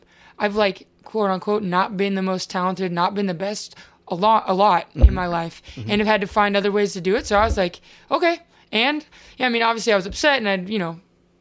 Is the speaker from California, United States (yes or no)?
no; Seattle, Washington, United States; I'm from here, which is always different, I think, when you play for your local college